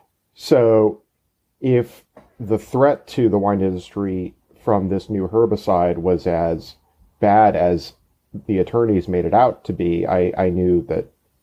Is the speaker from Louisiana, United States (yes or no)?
no; Austin, Texas, United States; now in Houston, United States; I am a native Texan. I grew up in Austin, and I've been living in Houston for the past 10 years.